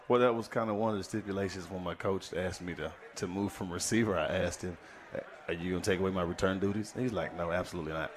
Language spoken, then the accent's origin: English; DeSoto, Texas, United States; growing up here, that's what I was